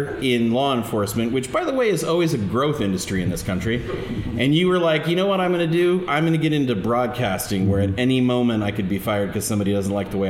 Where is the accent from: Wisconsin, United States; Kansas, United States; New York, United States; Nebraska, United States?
Nebraska, United States; Bellevue; I'm from Bellevue, and there was a place like that in Bellevue, which was like on Mission Avenue